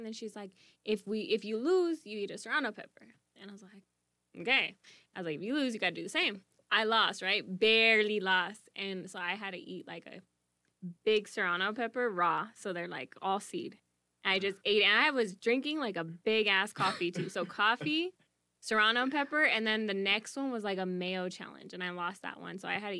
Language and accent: English; United States; we grew up in America, guys.